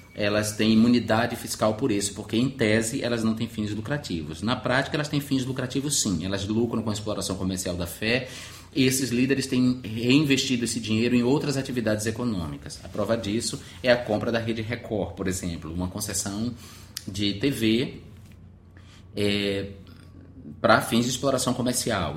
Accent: Alagoinhas, Bahia, Brazil; moved away as an adult; now in Rio de Janeiro, Brazil; eu sou um, um cara de Alagoinhas, de minha cidade natal, moro no Rio de Janeiro há nove anos

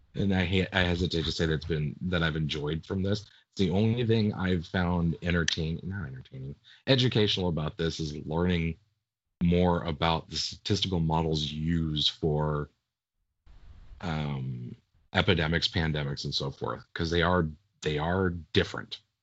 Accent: United States; I'm American, not English

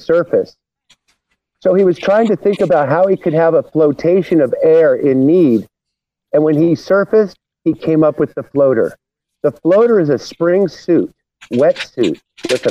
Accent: Santa Barbara, California, United States; I was born and raised in Santa Barbara

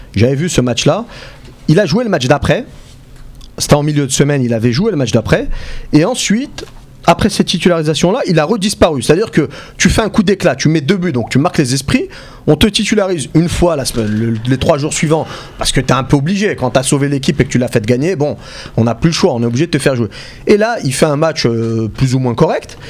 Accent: Algeria; en tant qu'Algérien

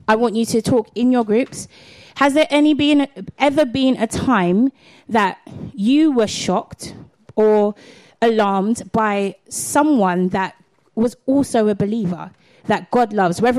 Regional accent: London, United Kingdom; also born or lived in Catford, South East London; I'm a Londoner

